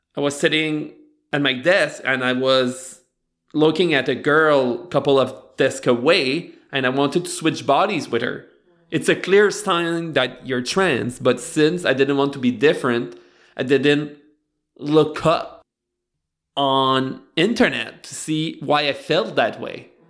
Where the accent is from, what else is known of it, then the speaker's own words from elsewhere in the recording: Beresford, New Brunswick, Canada; moved away; I grew up in Beresford, right beside Batters.